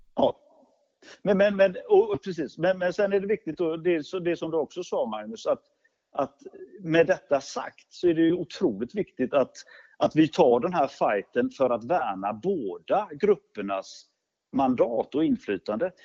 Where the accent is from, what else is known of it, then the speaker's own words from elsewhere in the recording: Gothenburg, Västra Götaland, Sweden; Jag kan säga jag kommer från Göteborg och har ju levt och verkat i Göteborg i, i hela mitt liv.